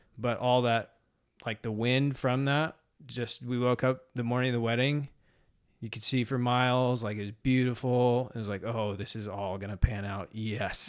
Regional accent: Mercer Island, Washington, United States; I grew up on Mercer Island, which is a suburb of Seattle

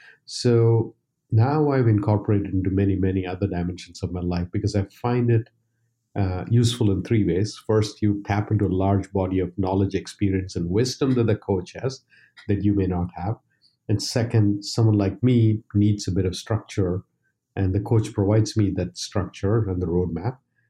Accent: India; now in United States; When I moved to the US from India, I realized a lot more people were running marathons.

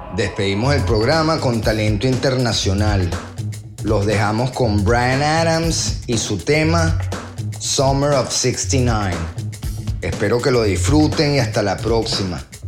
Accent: Venezuela; moved away; Como venezolanos

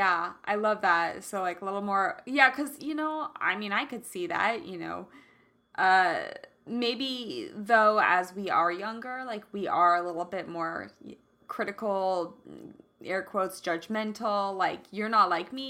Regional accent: Kansas City, Kansas, United States; totally different from how I grew up, which is Kansas, and like Kansas City

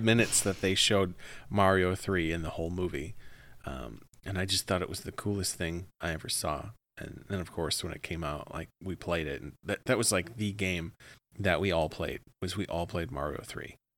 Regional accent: Midwest, United States; accent: Midwestern; sometimes I say it, like, really Midwestern.

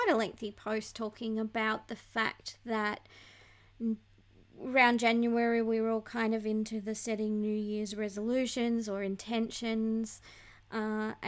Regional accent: Bellingen, New South Wales, Australia; I grew up in a little town of 2,500 people in New South Wales, Australia, called Bellingen

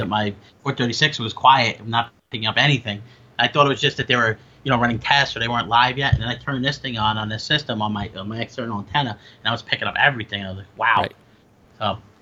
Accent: Long Island, New York, United States; I grew up in Long Island

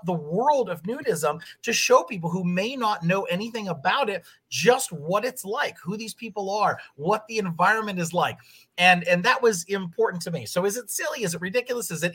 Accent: Pennsylvania, United States; moved away; I grew up in Pennsylvania

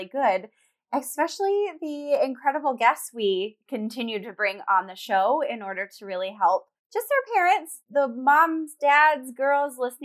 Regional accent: Colorado, United States; we're both from Colorado

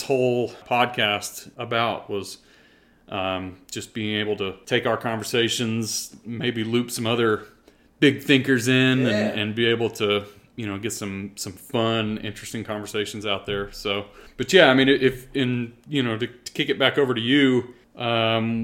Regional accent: Brenham, Texas, United States; also born or lived in Houston, Texas; moved to Brenham at a young age, and that's kind of where we ended up, until I graduated high school

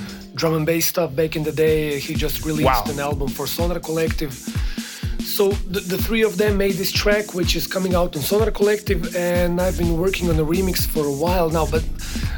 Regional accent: Croatia; I'm coming from Croatia, representing Cycle Zagreb

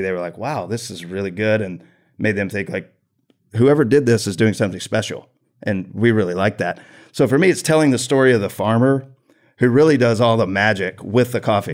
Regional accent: Tomball, Texas, United States; I grew up here in Tomball

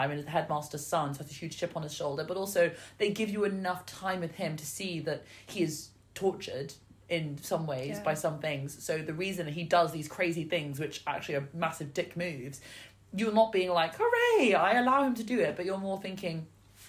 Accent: United Kingdom; As a British person

